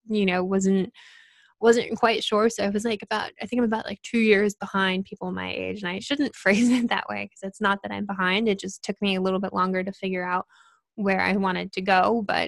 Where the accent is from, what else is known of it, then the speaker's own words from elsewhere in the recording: Connecticut, United States; moved away as an adult; And then when I transferred, I moved from Connecticut to Boston, and it was like this whole new experience in a city